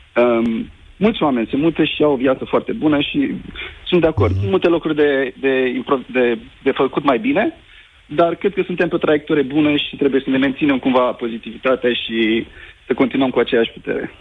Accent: Suceava, Suceava County, Romania; moved away; Eu sunt din Suceava

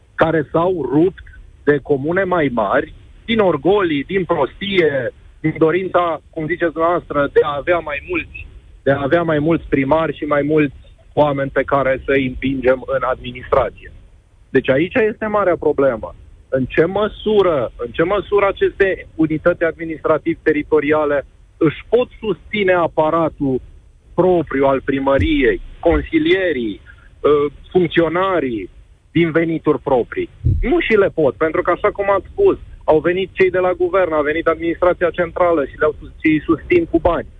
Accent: Sibiu County, Romania; also born or lived in Cluj; now in Cluj-Napoca, Romania; sunt sibian

